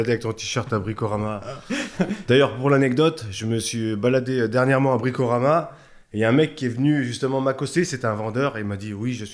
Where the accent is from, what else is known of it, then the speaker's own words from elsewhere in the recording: Thonon-les-Bains, Auvergne-Rhône-Alpes, France; Ouais, moi je suis né à Tonon, je suis un chablaisien